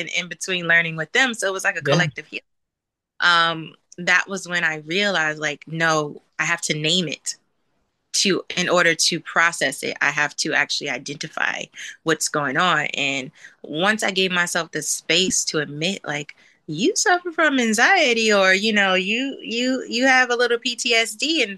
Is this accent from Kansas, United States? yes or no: no; New Jersey, United States; moved away as an adult; now in California, United States; I'm originally from New Jersey. And so I relocated to California like 5 years ago